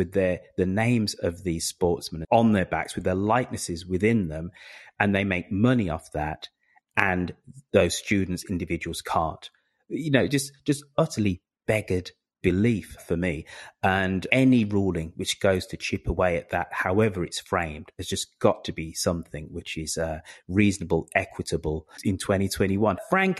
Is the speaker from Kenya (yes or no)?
no; United Kingdom; now in United States; As a Brit coming to America